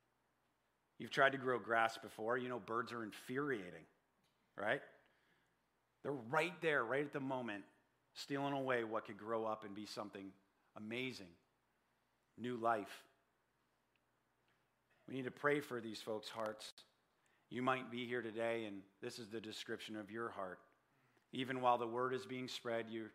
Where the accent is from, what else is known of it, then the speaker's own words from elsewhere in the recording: Saratoga Springs, New York, United States; I grew up in Saratoga